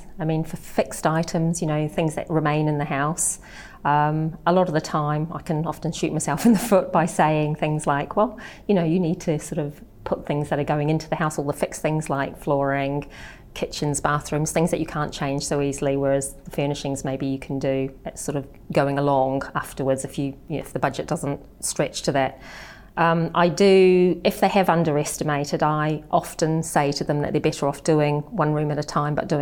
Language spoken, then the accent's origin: English; New Zealand; now in England; I'm actually from New Zealand